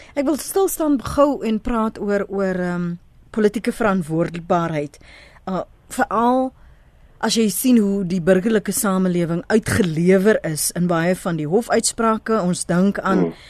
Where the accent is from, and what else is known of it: South Africa